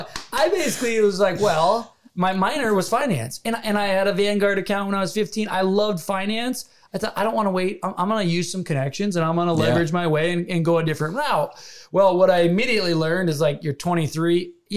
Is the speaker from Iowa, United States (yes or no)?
yes; Iowa, United States; I grew up in Iowa, kinda. I had never been in a combine or been in a tractor, or like, we had 100 acres of pure timber.